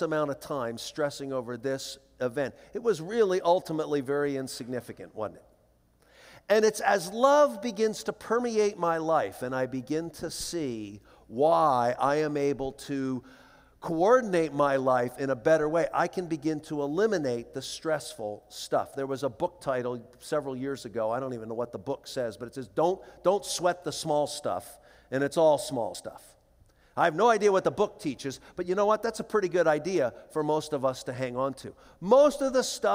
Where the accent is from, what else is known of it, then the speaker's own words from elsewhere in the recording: Philadelphia, Pennsylvania, United States; moved away; my sister and I flew back to Philadelphia to attend to the funeral arrangements, and we had grown up in this little church